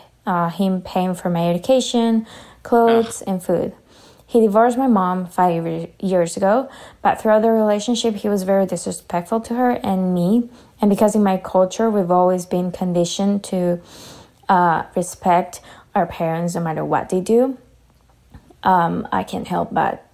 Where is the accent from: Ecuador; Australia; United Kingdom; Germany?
Ecuador; moved away as an adult; now in Canada; I am from Ecuador, and I moved to Canada over a year ago